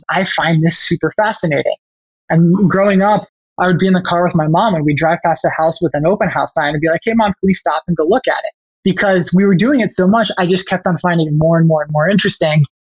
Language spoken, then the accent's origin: English; Chicago, Illinois, United States; I'm originally from the Chicago area, and that's true. I was born actually like 10 minutes that direction. However, I actually moved 22 times by the time I went to college.